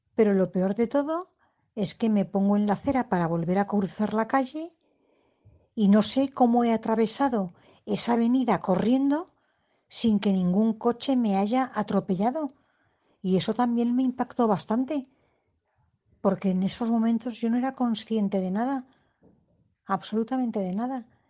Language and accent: Spanish; Madrid, Community of Madrid, Spain; yo soy de Madrid